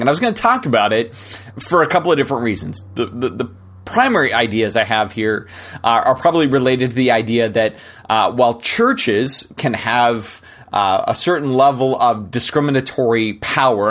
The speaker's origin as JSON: {"language": "English", "country": "United States", "said": "as an American"}